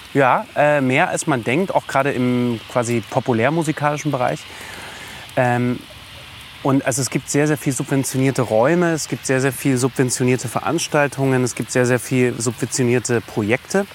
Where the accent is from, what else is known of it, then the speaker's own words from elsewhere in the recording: Dresden, Saxony, Germany; moved away; ich bin äh, auf dem Hochland groß geworden, bin in Bülau, dresden bülau dann zur Schule gegangen